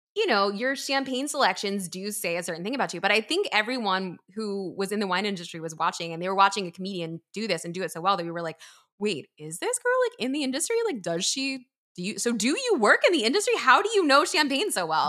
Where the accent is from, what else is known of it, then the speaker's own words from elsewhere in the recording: East Coast, United States; also born or lived in New York; now in Pennsylvania, United States; I grew up on the East Coast